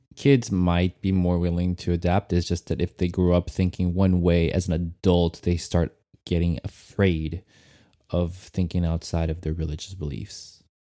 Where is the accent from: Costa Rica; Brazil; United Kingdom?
Brazil; I was raised in Brazil